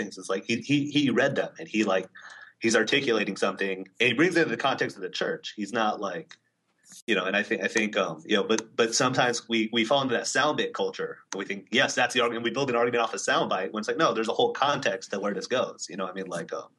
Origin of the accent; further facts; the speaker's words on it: California, United States; now in East Coast, United States; I'm from California originally.